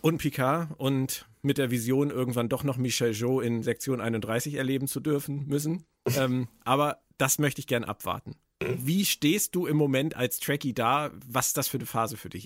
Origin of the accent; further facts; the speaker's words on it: Schleswig-Holstein, Germany; hier bei uns in Schleswig-Holstein